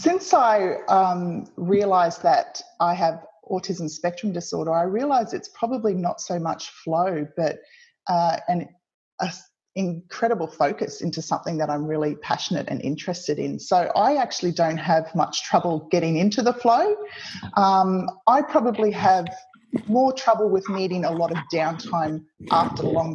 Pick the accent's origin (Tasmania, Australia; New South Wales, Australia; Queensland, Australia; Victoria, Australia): Tasmania, Australia; I was born in Tasmania